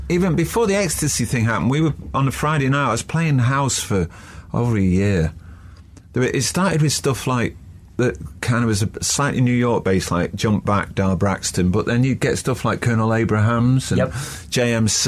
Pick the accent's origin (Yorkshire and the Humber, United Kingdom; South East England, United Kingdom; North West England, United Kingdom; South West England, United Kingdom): North West England, United Kingdom; Manchester; Being a Mancunian